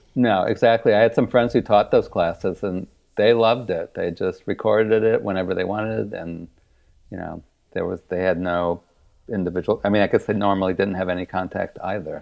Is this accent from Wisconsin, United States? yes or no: yes; Kenosha, Wisconsin, United States; moved away; I grew up in Wisconsin and went to undergrad in Milwaukee